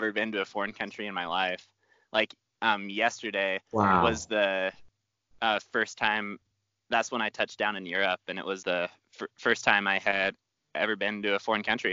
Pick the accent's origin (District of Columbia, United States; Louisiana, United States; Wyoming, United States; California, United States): Wyoming, United States; Pinedale; now in Jackson Hole, United States; I grew up in Pinedale, Wyoming, which is a tiny little mountain town just south